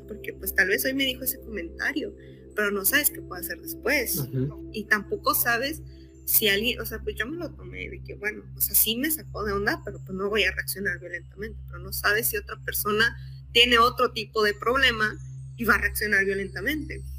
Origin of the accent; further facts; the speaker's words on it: Monterrey, Nuevo León, Mexico; Soy de Monterrey